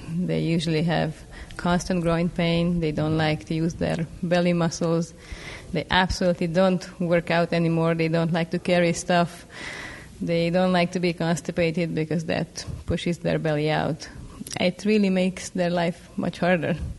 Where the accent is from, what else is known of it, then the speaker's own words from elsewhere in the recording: Budapest, Hungary; now in Seattle, United States; I'm a physician from Budapest, Hungary and I have been practicing at University of Washington in Seattle for the last six years